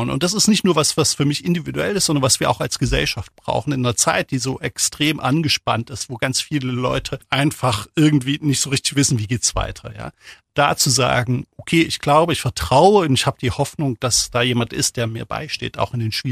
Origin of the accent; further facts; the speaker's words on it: East Germany, Germany; selbst komme aus der DDR, bin groß geworden in der DDR und bin in einer Familie groß geworden, die so leicht kirchlich sozialisiert war